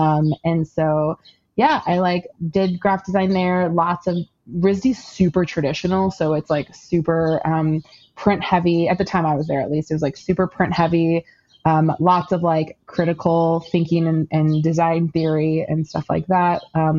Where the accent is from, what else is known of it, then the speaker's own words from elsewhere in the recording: Florida, United States; I was born in Florida. I was born in Central Florida to an immigrant father who's from the Middle East.